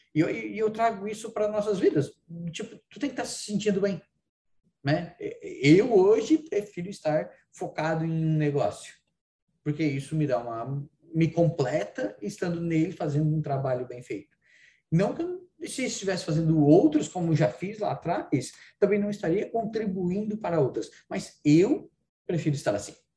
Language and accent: Portuguese; Praia Grande, Santa Catarina, Brazil; eu sou de Praia Grande, cidadezinha lá do interior, aqui do interior, né, na divisa com o Rio Grande do Sul